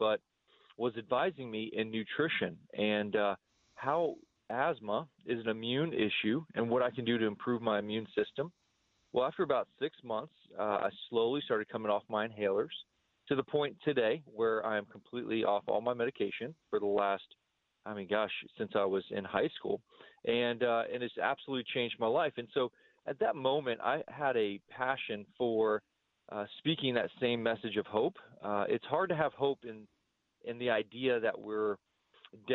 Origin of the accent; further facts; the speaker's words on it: United States; as an American